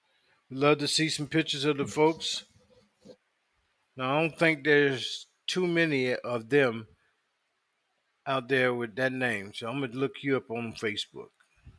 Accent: the South, United States; I thought all black girls knew how to braid because I was growing up in the South.

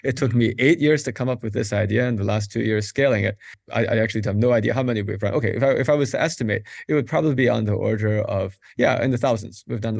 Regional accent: Madison, Wisconsin, United States; now in Pittsburgh, United States; Madison, Wisconsin.

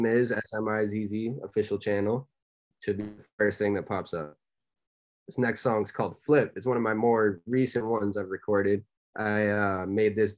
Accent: Dover, New Hampshire, United States; That's my hometown

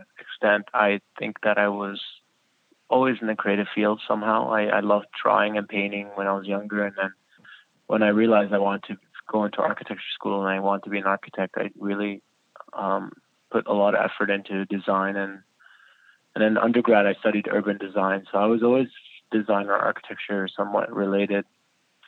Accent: Kitchener, Ontario, Canada; born or raised there; also born or lived in Iraq; now in Toronto, Canada

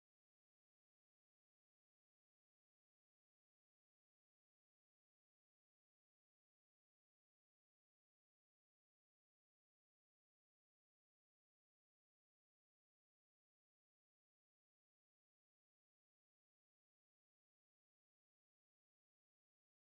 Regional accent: Massachusetts, United States; also born or lived in South Central Florida; now in Florida, United States; I grew up like in Massachusetts, so there's Boston and stuff

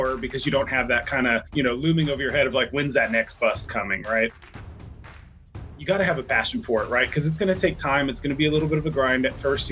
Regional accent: Plano, Texas, United States; moved away as an adult; also born or lived in Durango, Colorado; now in Denver, United States; I grew up in Plano, Texas, went to Texas A&M

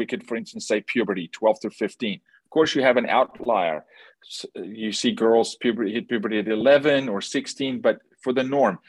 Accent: South Africa; I'm from South Africa, born and raised

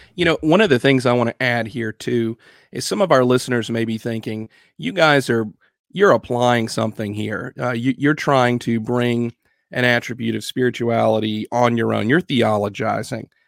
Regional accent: United States; we as American Christians

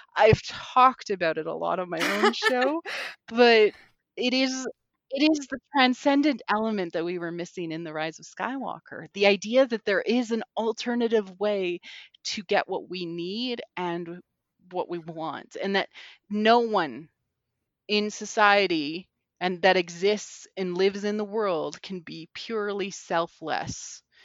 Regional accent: Canada; growing up in Canada means, like, I would have four feet of snow regularly

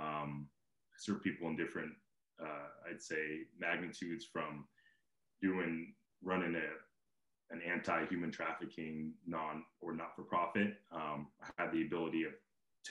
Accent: Simi Valley, California, United States; moved away; I grew up in Simi Valley, and around that area

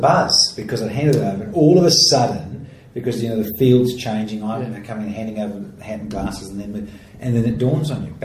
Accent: New Zealand; now in Australia; In Australia, particularly here, being a Kiwi

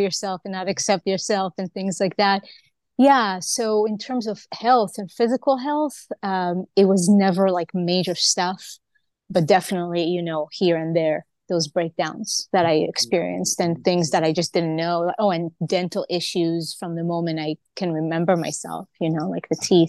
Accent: Israel; moved away; also born or lived in Hawaii; I was born in Israel

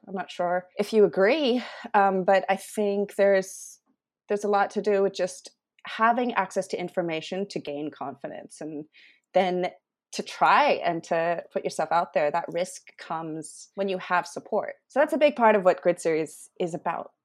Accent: Taiwan; moved away as an adult; also born or lived in Sydney, Australia; now in Australia; I grew up in Taiwan, Indian background

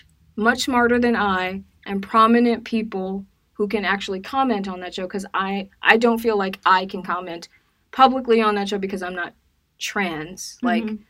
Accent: Decatur, Georgia, United States; I'm from Decatur.

